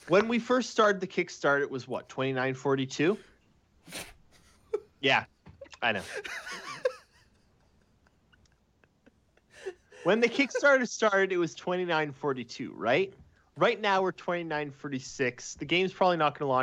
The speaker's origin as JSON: {"language": "English", "country": "Canada", "said": "I'm from Canada. I'm a Canadian"}